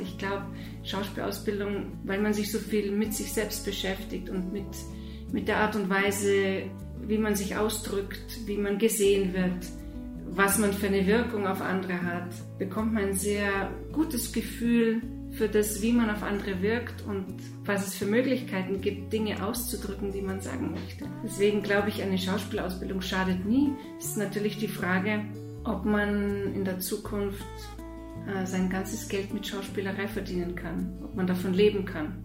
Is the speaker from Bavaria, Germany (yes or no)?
yes; Bavaria, Germany; also born or lived in Moscow, Russia; ich komme aus Bayern und ich wohne außerhalb von München, im Süden von München